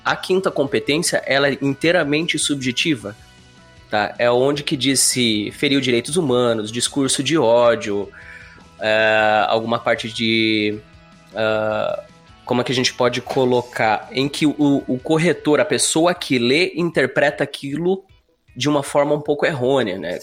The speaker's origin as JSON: {"language": "Portuguese", "town": "Curitiba", "region": "Paraná", "country": "Brazil", "tie": "born or raised there", "moved": "as an adult", "lives_now": "Florianópolis, Brazil", "said": "natural de Curitiba, Paraná, vivendo já seis anos em Florianópolis"}